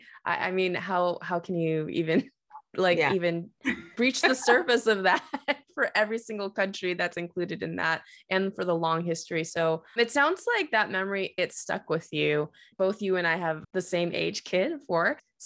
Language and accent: English; United States; I'm Asian American